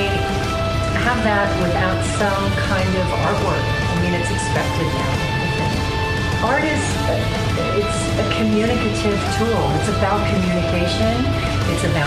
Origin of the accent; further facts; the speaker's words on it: Westchester County, New York, United States; I was raised in Westchester County, outside of New York City